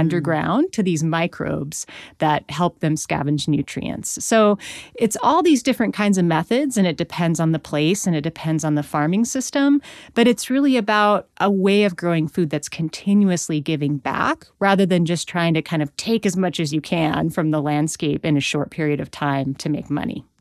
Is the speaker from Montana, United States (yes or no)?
yes; Missoula, Montana, United States; I was born in Missoula, Montana in the eighties